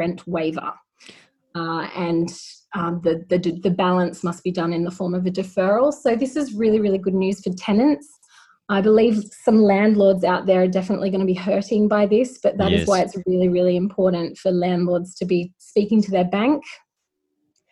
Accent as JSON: {"language": "English", "region": "New South Wales", "country": "Australia", "said": "I'm from New South Wales myself"}